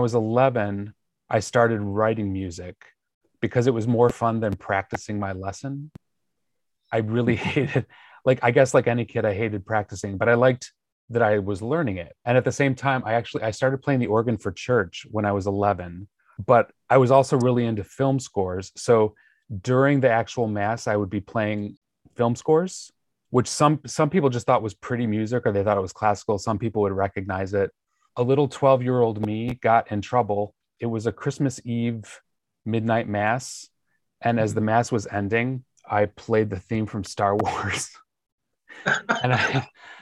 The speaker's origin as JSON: {"language": "English", "town": "Joliet", "region": "Illinois", "country": "United States", "tie": "born or raised there", "also_born_or_lived": "New York", "moved": "as an adult", "lives_now": "Los Angeles, United States", "said": "I was born and raised basically the cornfields of Illinois, Joliet."}